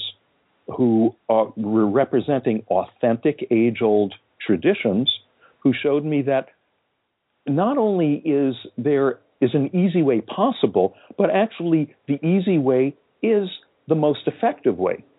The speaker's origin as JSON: {"language": "English", "region": "California", "country": "United States", "tie": "born or raised there", "said": "I happened to be growing up in California now in the mid-60s."}